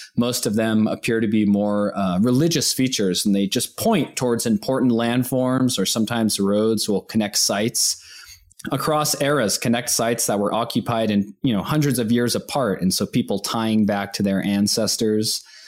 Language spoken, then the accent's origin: English; Santa Fe, New Mexico, United States; now in Boulder, United States; I grew up in New Mexico. I was born in Santa Fe